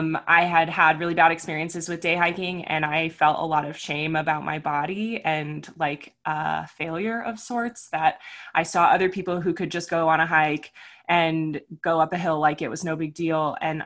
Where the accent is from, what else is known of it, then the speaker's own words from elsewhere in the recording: Florida, United States; also born or lived in California; I was a military brat, so I grew up mostly in Florida and California, and then I went to college in Arkansas.